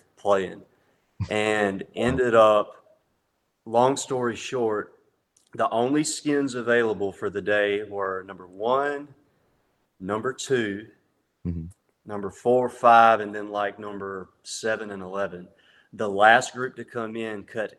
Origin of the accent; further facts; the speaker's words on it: Hartsville, South Carolina, United States; now in Nashville, United States; I've kind of been back and forth between my hometown of Hartsville, South Carolina, and Nashville